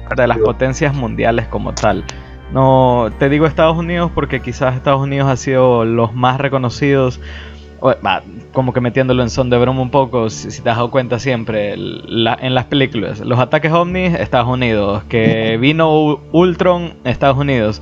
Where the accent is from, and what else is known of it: Ecuador